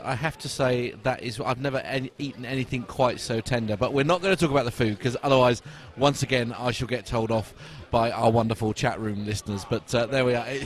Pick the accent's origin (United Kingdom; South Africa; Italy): United Kingdom; England; as an Englishman in New York